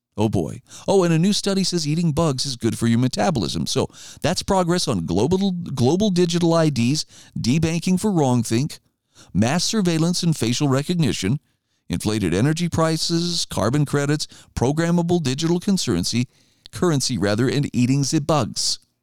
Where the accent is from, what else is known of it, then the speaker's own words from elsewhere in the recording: Idaho, United States; my home state of Idaho